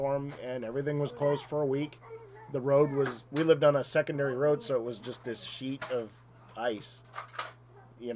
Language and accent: English; Cooperstown, New York, United States; moved away as an adult; now in Whiteville, United States; I grew up in Cooperstown